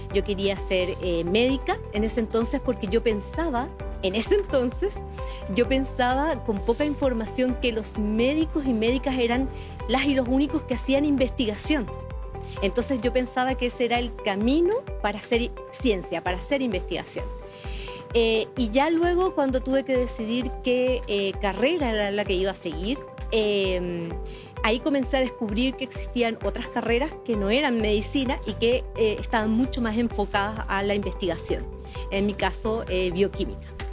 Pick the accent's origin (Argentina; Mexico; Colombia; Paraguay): Paraguay; now in Chile; en mi país